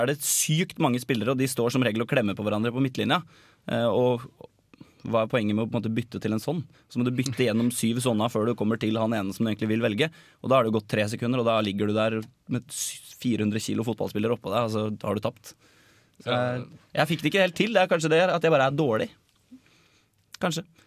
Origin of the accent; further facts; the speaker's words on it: Norway; som nordmann og kontrollfrik